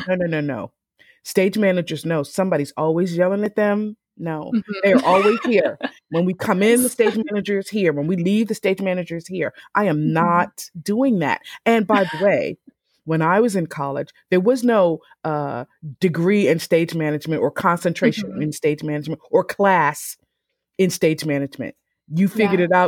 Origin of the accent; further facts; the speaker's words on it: Philadelphia, Pennsylvania, United States; also born or lived in South Carolina / New Jersey; I grew up in Philadelphia. I was born in South Carolina, but we moved to Philadelphia